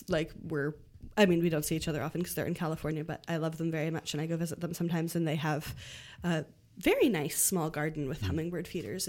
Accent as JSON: {"language": "English", "town": "Ottawa", "region": "Ontario", "country": "Canada", "tie": "born or raised there", "said": "so I grew up in the Ottawa area"}